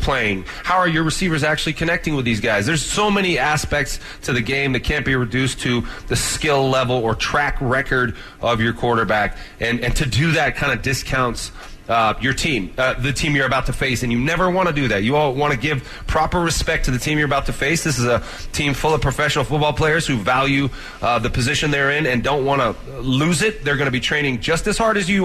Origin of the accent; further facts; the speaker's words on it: California, United States; now in Denver, United States; Growing up in California